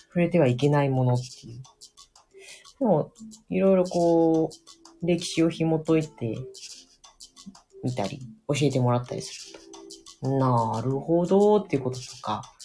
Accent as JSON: {"language": "Japanese", "region": "Hokkaido", "country": "Japan", "said": "北海道人だからさ"}